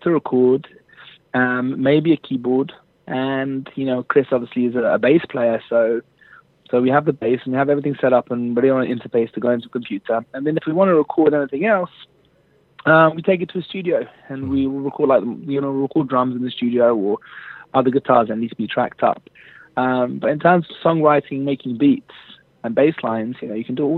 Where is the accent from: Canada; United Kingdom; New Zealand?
United Kingdom; London; moved away as an adult; now in Jerusalem, Israel; I was brought up in London, and born literally less than 1 minute's walk away from the River Thames